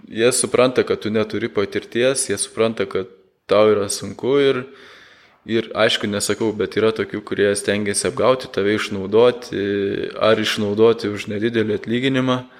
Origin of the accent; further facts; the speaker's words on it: Lithuania